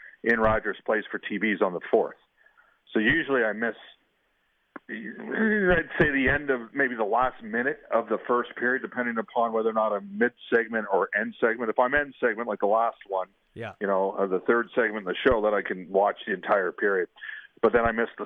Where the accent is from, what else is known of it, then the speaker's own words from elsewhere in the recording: Edmonton, Alberta, Canada; I grew up in Edmonton